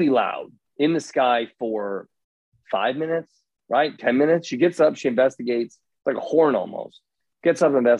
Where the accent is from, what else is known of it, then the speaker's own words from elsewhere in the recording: Indiana, United States; moved away; I grew up in Indiana.